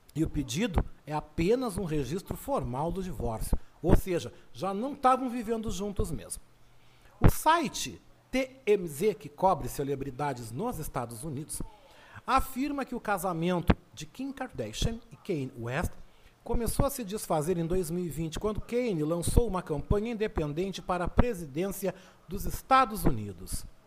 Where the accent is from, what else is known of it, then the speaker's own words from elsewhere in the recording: Rio Grande, Rio Grande do Sul, Brazil; now in Porto Alegre, Brazil; Mas com dois mesinhos de vida bem bonitinho, eu fui para Rio Grande